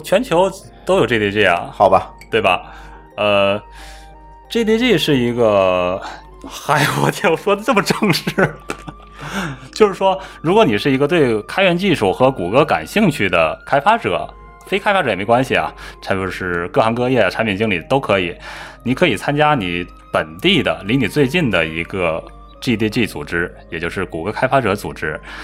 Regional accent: China

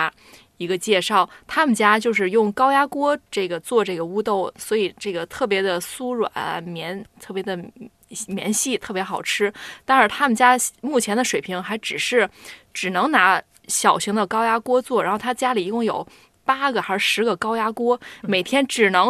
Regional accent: Tianjin, China; 对，就是我我我家就是天津人嘛，

